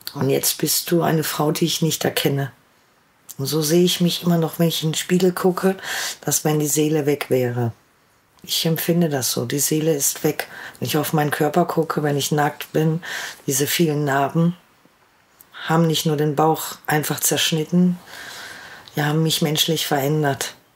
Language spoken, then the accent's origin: German; Ruhr area, North Rhine-Westphalia, Germany; Ich komme aus dem Ruhrgebiet